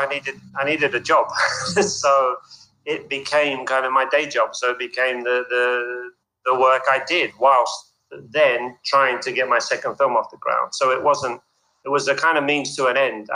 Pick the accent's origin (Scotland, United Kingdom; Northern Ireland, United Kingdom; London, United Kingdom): London, United Kingdom; I was born in London